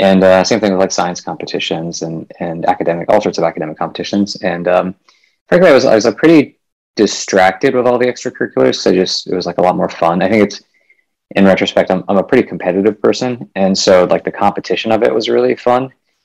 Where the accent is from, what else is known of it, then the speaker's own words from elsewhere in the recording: Midwest, United States; also born or lived in India; I was born in India and then moved to the U.S. when I was five or so. So I mostly grew up in the U.S., kind of all over the Midwest.